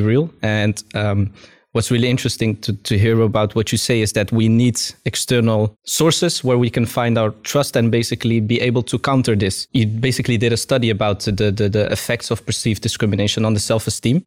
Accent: Amsterdam, North Holland, Netherlands; I grew up in Amsterdam, in the southeast part of Amsterdam, which was very multicultural

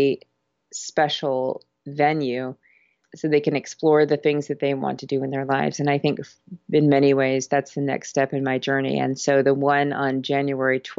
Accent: Vermont, United States; also born or lived in Canada; I grew up in Canada and Vermont

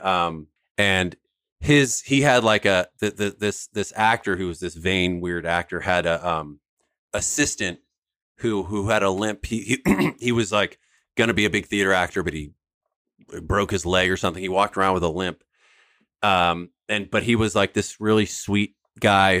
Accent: San Francisco, California, United States; we grew up in San Francisco

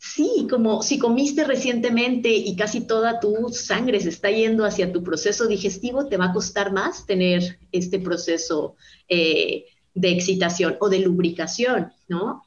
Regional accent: Guadalajara, Jalisco, Mexico; Guadalajara, Jalisco, que es de donde yo soy, acá en México

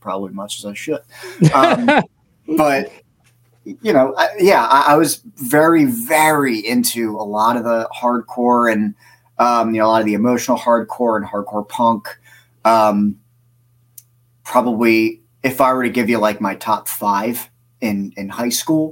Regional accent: Bucks County, Pennsylvania, United States; also born or lived in Philadelphia, Pennsylvania; now in Lansdale, United States; Me and my parents moved to Bucks County, in, 90. And then I lived there for most of my life.

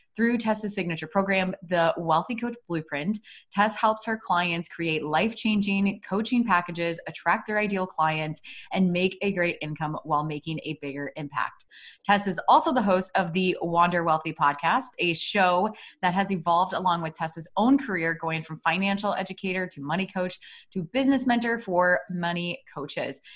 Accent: Iowa, United States; moved away as an adult; also born or lived in Des Moines, Iowa / Chicago; we're both from Iowa, but we are from different cities in Iowa

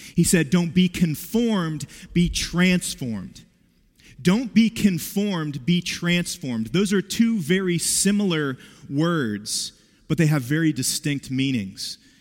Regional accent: West Virginia, United States; I grew up in West Virginia

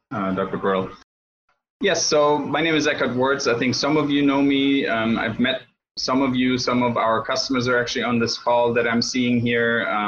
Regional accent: Germany; moved away as an adult; now in United States; I'm originally from Germany. I went to opticianary school in Germany, and then finished with optometry school in Germany in Hankenspital, Germany.

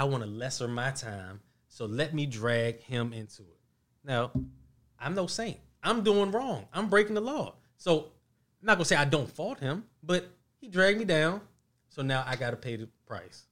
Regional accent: Mount Rainier, Maryland, United States; also born or lived in Washington, D.C.; I was actually raised in Mount Rainier

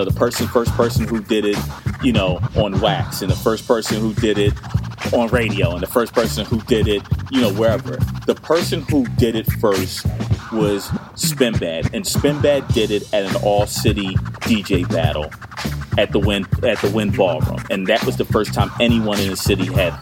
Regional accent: Philadelphia, Pennsylvania, United States; I'm from Winfield

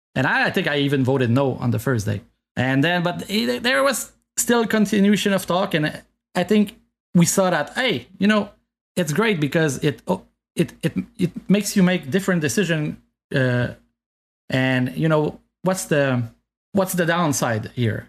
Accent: Canada; first language French; English is a second language; I'm French from Canada

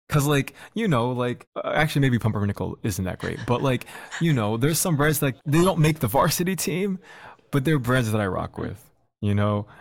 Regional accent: Dearborn, Michigan, United States; also born or lived in Detroit; I was born in Detroit, lived there for, as a baby, moved to Dearborn

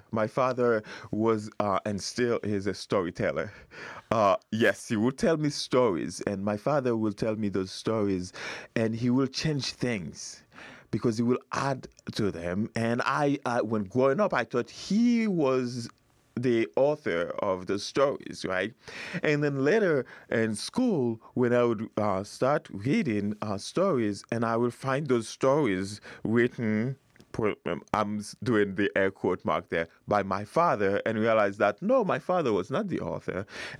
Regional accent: Haiti; moved away as an adult; now in United States; I grew up in Haiti.

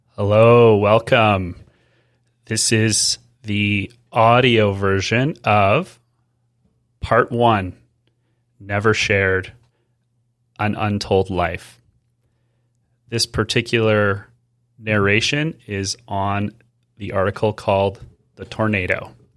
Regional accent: Edmonton, Alberta, Canada; Growing up in Edmonton meant living in four distinct seasons

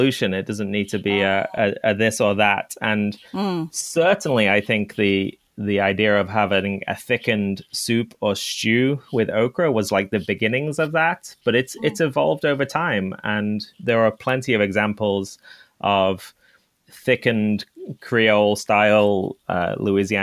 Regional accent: England, United Kingdom; moved away; I grew up in England

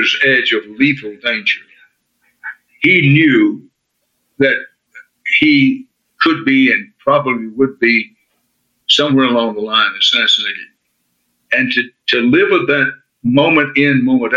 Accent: Texas, United States; I'm a Texan by birth and by choice

